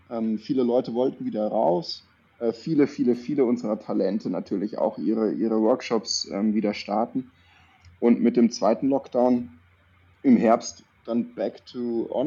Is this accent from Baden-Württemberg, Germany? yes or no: yes; Baden-Württemberg, Germany; ich komme aus der Nähe von Würzburg. {S0} Okay. {S1} Ähm, Badisch-Sibirien, also bei Tauberbischofsheim ist es äh, badische Seite, aber ja, wir haben so ein paar Wörter oder so ein paar Anlehnungen auch ans Fränkische oder ans Bayerische.